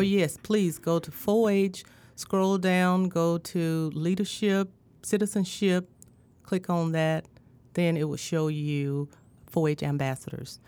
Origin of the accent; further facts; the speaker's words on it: Indianola, Mississippi, United States; also born or lived in Greenville, Mississippi / Starkville, Mississippi; I'm from Indianola, Mississippi, born and bred